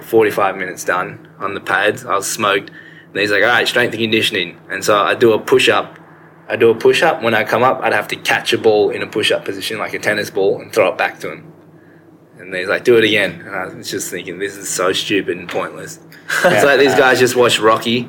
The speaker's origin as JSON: {"language": "English", "town": "Sydney", "region": "New South Wales", "country": "Australia", "tie": "born or raised there", "said": "I just moved 5 minutes down the road"}